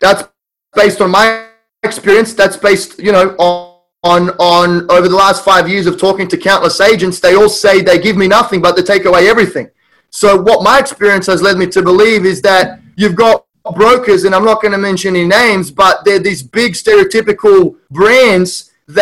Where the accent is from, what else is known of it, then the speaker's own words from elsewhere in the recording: Sydney, New South Wales, Australia; now in Toledo, United States; I'm from Sydney, Australia